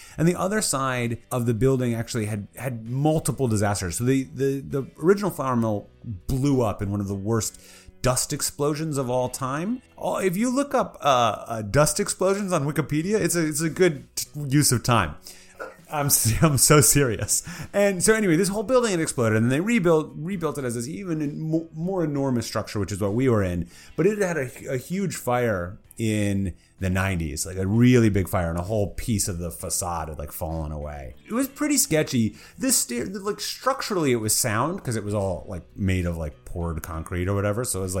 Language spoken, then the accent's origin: English; Minneapolis, Minnesota, United States; I was born in Minnesota. I moved around, but I ended up back in Minneapolis when I was like 10. So growing up, as I became a young teen